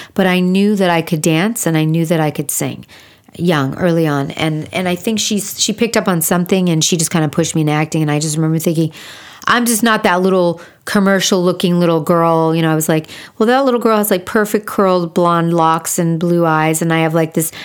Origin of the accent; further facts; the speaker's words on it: West Hollywood, California, United States; I grew up pretty much in like West Hollywood